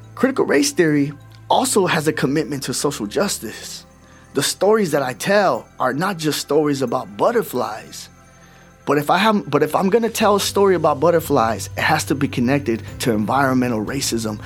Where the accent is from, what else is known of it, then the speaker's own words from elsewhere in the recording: Oxnard, California, United States; I'm a Chicano from Oxnard, California